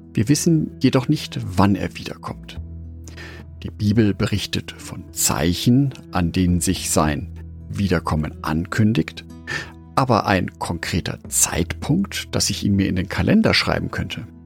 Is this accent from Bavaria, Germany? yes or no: yes; Nuremberg, Bavaria, Germany; in meiner Heimatstadt und Lebensmittelpunkt Nürnberg